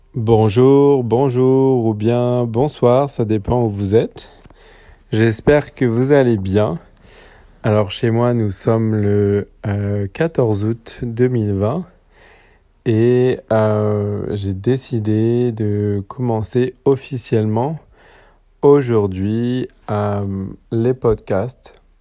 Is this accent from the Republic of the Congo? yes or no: no; French Polynesia; moved away; also born or lived in Paris, France; moi j'ai grandi à Tahiti